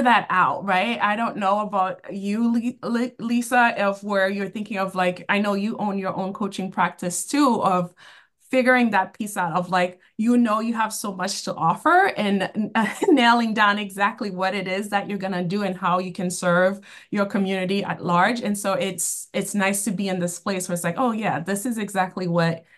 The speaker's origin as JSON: {"language": "English", "town": "Boston", "region": "Massachusetts", "country": "United States", "tie": "born or raised there", "said": "I grew up in Boston, and I've been working in the nonprofit field for 20 years, and all have been within the Boston area"}